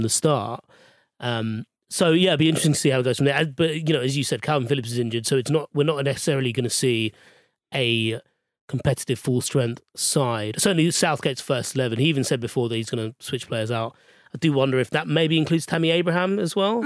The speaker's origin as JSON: {"language": "English", "country": "Australia", "said": "I, I've never had to prove my Austra-, Australianiness to anyone"}